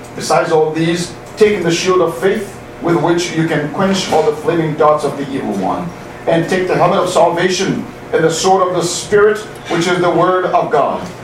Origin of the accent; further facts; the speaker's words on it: Haiti; moved away; also born or lived in Boston; I'm from Haiti